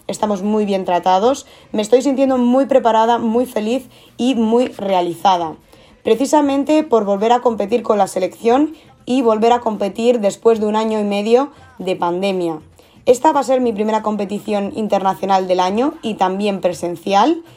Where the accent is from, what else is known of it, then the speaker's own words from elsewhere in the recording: South Region, Brazil; Spanish is a second language; Yo soy del sur y allí hace más frío